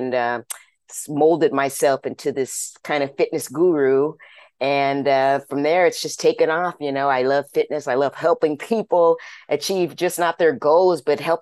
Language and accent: English; Orange County, California, United States; also born or lived in Los Angeles, California; I was born and raised in Orange County, California, lived there until I was about 17 years old